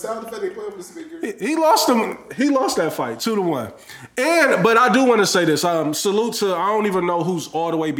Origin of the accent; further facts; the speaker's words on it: North Side, Midwest, United States; I'm from the North